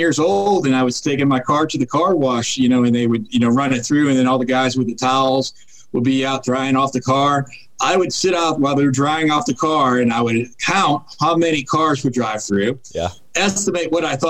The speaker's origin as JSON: {"language": "English", "region": "New England", "country": "United States", "tie": "born there", "lives_now": "Northern Virginia, United States", "said": "So I was born in New England, and I currently live in Northern Virginia, right outside of Washington, D.C."}